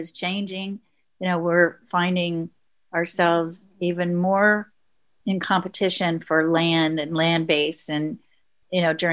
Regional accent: Oklahoma, United States; But I grew up in Oklahoma on Route 66 in a small town that was primarily Native American.

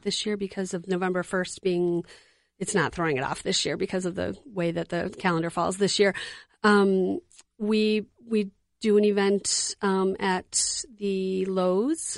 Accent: Detroit, Michigan, United States; moved away as an adult; now in Twin Cities, United States; I grew up in Detroit, but I've lived here in the Twin Cities for twenty-six, twenty-seven years

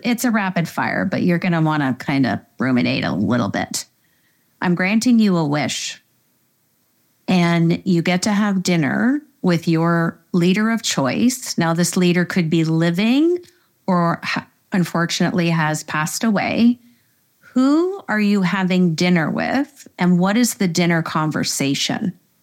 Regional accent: Canada; we're Canadian

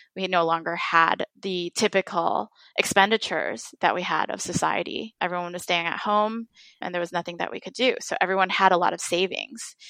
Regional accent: Midwest, United States; I was bullied as an Asian American in elementary school for mm. since I grew up in the Midwest.

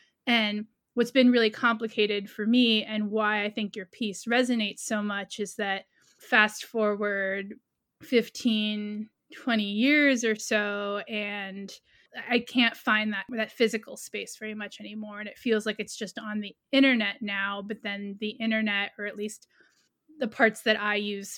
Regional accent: New York City, New York, United States; I grew up in New York City

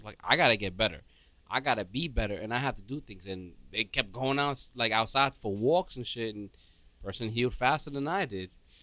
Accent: New York City, New York, United States; I come from the Bronx, too.

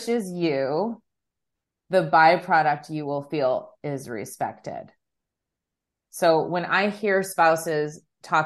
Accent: Chicago, Illinois, United States; we're both from Chicago

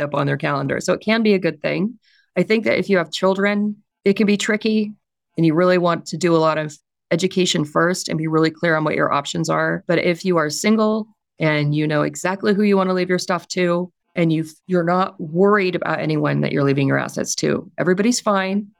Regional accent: California, United States; I'm also from California

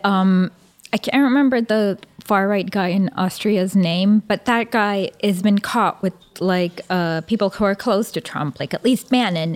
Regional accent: Michigan, United States; I'm from Michigan

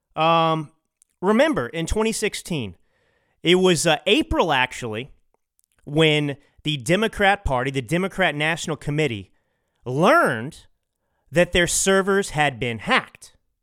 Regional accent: Dallas, Texas, United States; now in Los Angeles, United States; I grew up in Dallas

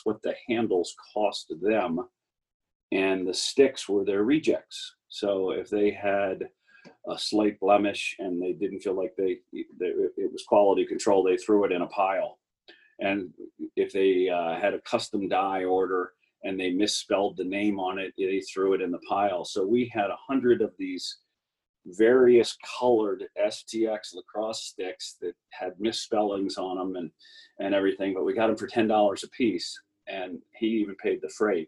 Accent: Baltimore, Maryland, United States; moved away; my hometown in Baltimore

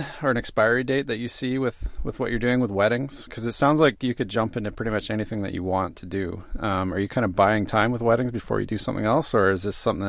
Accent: Canada; now in Sweden; I am a Canadian guy with Icelandic and Indian descendancy.

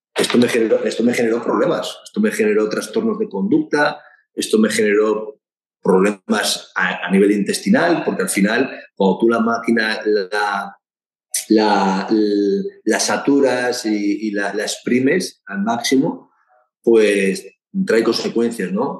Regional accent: Basque Country, Spain; como buen vasco que soy

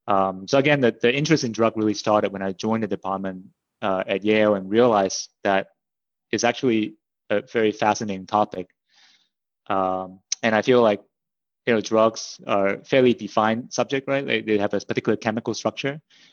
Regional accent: Hong Kong; moved away; also born or lived in Canada; I grew up in Hong Kong and then my family immigrated to Canada. So I did my undergraduate studies in Canada in Simon Fraser University.

